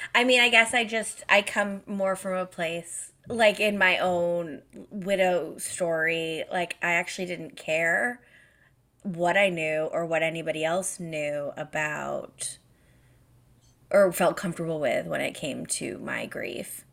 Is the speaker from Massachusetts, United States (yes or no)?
yes; Massachusetts, United States; moved away as an adult; now in Canada; I grew up in Massachusetts